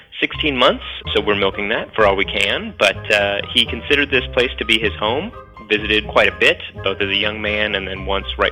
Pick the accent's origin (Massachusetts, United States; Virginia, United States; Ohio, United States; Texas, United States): Virginia, United States; Arlington County; I am a native Virginian, though I was born in Arlington County